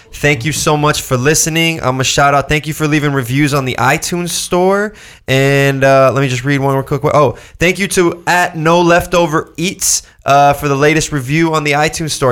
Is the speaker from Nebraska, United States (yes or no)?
no; Orange County, California, United States; I grew up here. I grew up in Orange County